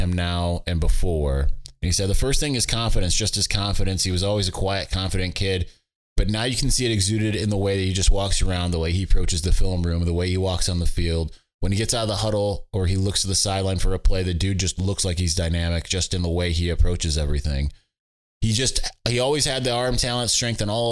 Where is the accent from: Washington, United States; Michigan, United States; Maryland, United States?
Michigan, United States; moved away as an adult; also born or lived in California